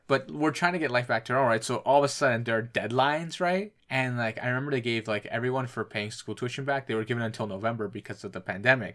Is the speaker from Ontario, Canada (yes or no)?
yes; Ontario, Canada; we're from Ontario